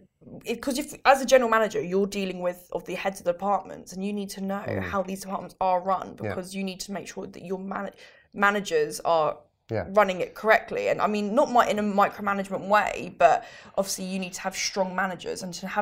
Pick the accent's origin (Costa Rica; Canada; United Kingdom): United Kingdom; born there; That's what it is. I'm a British Italian. That's what it is. I'm born in the UK.